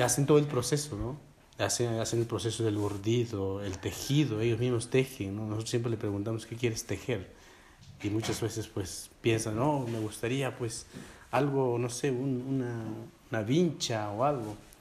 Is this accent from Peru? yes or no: yes; Peru; first language Quechua; Spanish is a second language; Yo que soy peruano